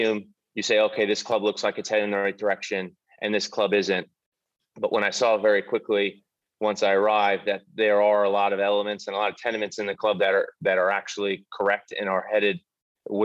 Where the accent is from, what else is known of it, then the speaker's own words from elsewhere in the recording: United States; moved away as an adult; now in United Kingdom; As an American